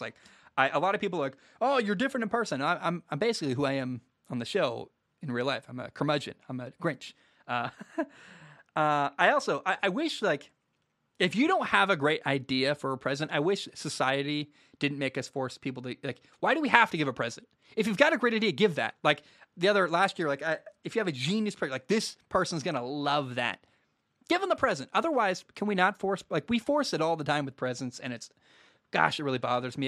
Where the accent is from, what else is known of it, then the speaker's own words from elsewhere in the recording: Portland, United States; moved away; I grew up in Portland. I don't live there anymore.